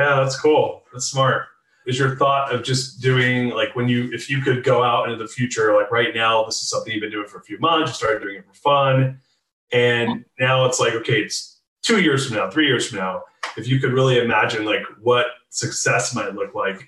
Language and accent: English; California, United States; moved away as an adult; now in Austin, United States; I'm born and raised in California and lived there until three years ago.